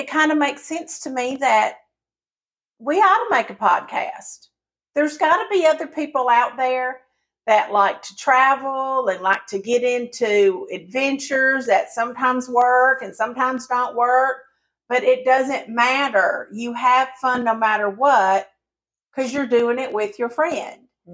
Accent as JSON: {"language": "English", "region": "the South", "country": "United States", "tie": "born or raised there", "accent": "Southern", "said": "even though I sound Southern and I was born and raised in the South"}